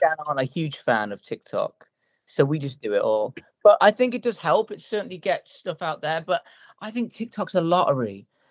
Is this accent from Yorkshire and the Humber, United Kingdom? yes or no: no; Telford, West Midlands, United Kingdom; now in Cheshire, United Kingdom; we are all originally from a little place called Telford, which is in a little place called Shropshire.